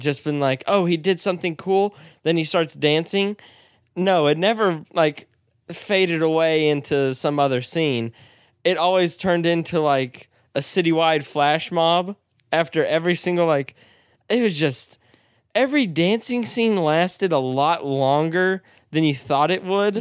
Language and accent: English; United States; as an American